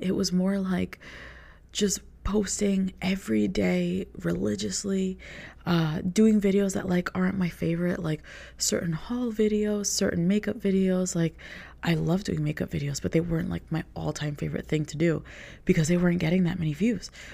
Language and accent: English; New York, United States; I grew up in New York